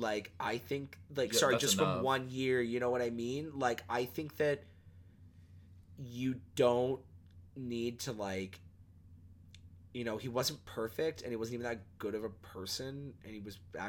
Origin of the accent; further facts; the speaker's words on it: Canada; Which was like, I appreciate as a Canadian outfit.